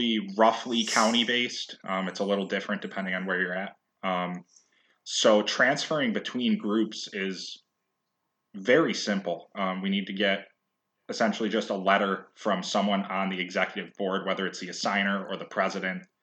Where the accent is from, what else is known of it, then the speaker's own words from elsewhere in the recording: Albion, New York, United States; also born or lived in Buffalo, New York; I am from Albion